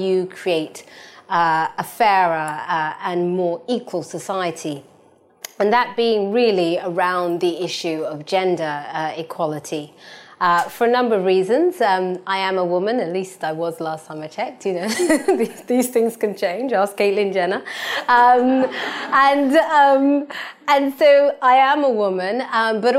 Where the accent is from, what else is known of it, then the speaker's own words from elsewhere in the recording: London, United Kingdom; I was born and raised in East London, but my parents are from Ghana